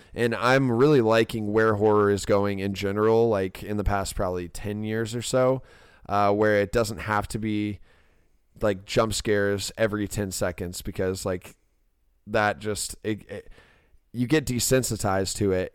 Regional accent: Ormond Beach, Florida, United States; my hometown, Ormond Beach

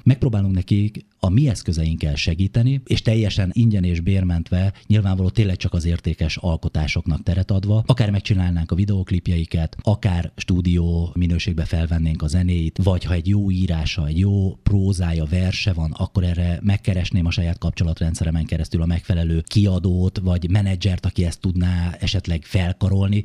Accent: Kakucs, Pest, Hungary; born or raised there

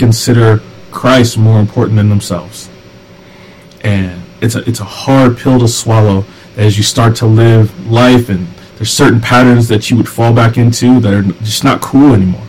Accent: the South, United States; I grew up in the South

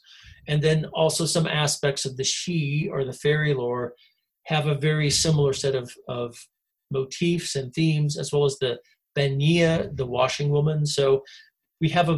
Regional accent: United States; moved away as an adult; also born or lived in Scotland / Canada; I grew up in the States

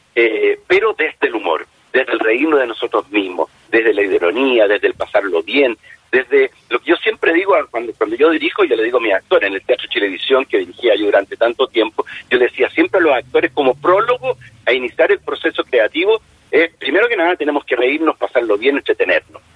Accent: Chile; nosotros como chilenos

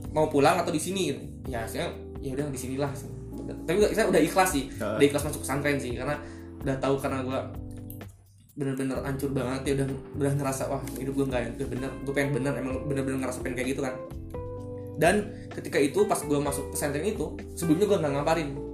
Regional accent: Bandung, West Java, Indonesia; gue di Bandung, di Bandung kan gabung sama anak-anak kayak geng motor gitu

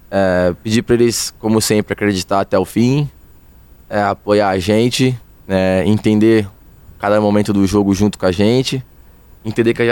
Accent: Realengo, Rio de Janeiro, Brazil; Sou de é Realengo, até... sou de Realengo.

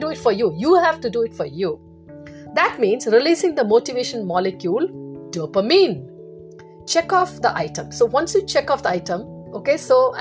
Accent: India; now in United States; in India, I grew up in India

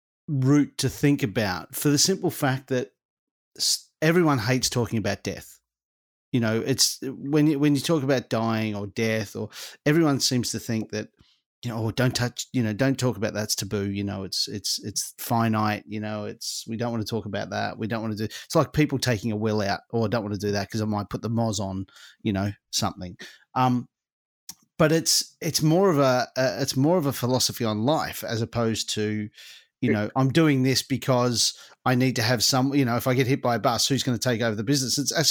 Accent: Australia; now in England; I came from Australia to England.

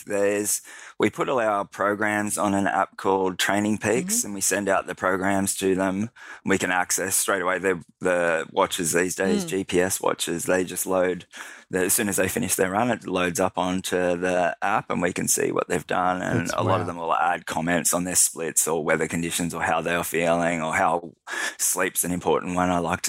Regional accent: Penrith, New South Wales, Australia; I grew up in Penrith. We didn't have a car or a television, so I didn't have a lot to do other than play sport.

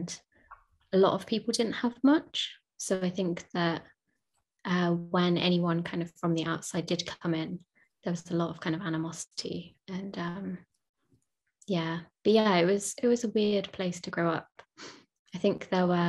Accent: Margate, South East England, United Kingdom; I'm from Margate in Kent by the sea

